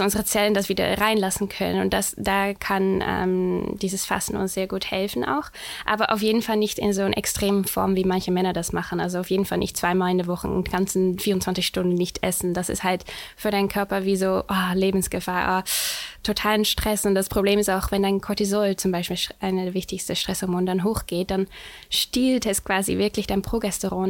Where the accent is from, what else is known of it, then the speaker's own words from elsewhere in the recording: Netherlands; accent: Dutch; German is a second language; moved away as an adult; now in Hamburg, Germany; ich komme ursprünglich aus den Niederlanden